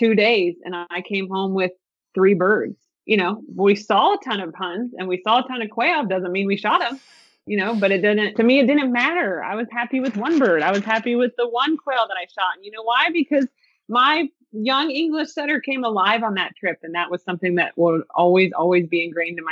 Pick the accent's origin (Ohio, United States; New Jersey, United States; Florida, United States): Ohio, United States; moved away; we're from Ohio